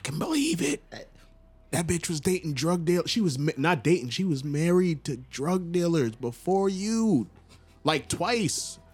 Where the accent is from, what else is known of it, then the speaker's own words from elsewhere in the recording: Long Island, New York, United States; now in Atlanta, United States; I'm from Long Island originally